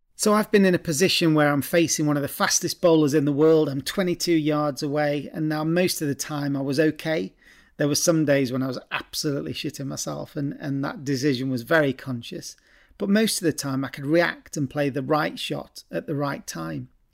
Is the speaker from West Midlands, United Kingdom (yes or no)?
yes; Stoke-on-Trent, West Midlands, United Kingdom; I'm from Stoke originally.